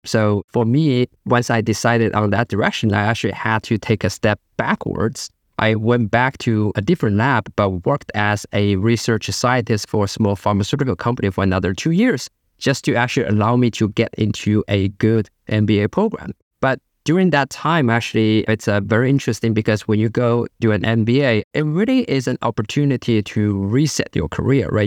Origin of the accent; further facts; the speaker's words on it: China; moved away; I grew up in China